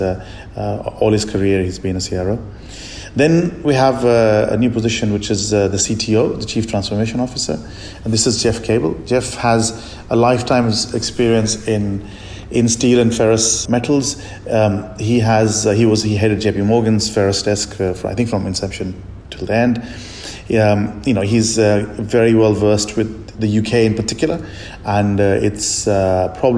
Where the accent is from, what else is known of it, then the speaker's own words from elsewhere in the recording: India; moved away; I'm from India and still have a lot of friends and family there